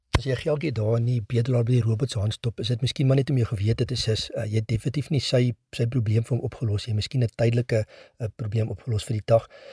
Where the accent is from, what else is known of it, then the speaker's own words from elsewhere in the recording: South Africa; as Suid-Afrikaners